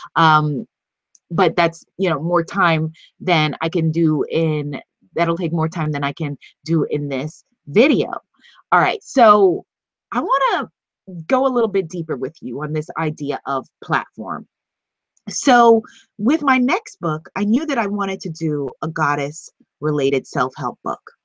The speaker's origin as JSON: {"language": "English", "region": "New York", "country": "United States", "said": "I'm from New York and I'm a hustler"}